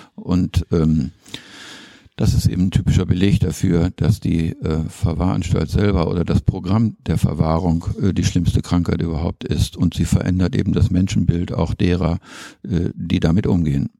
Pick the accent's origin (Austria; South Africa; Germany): Germany; North Rhine-Westphalia; moved away as an adult; also born or lived in Schleswig; now in Bremen, Germany; Von Haus aus bin ich sturer Ostwestfale